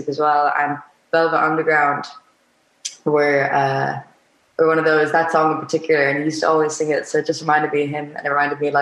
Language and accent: English; Spain; moved away; also born or lived in Waterford, Ireland / London; growing up in Spain, the move to Ireland